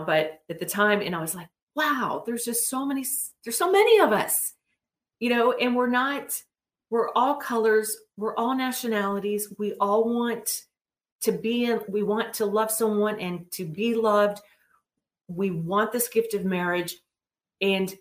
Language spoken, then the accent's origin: English; West Virginia, United States; I'm from West Virginia